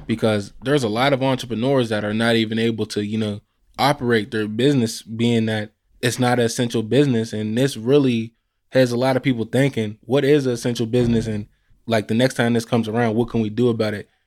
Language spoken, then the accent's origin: English; Pittsburgh, Pennsylvania, United States; I'm also from the same area